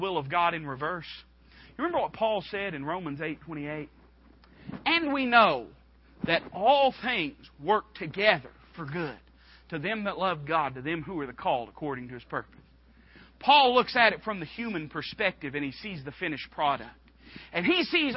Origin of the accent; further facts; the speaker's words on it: Knoxville, Tennessee, United States; the church I grew up in over in East Knoxville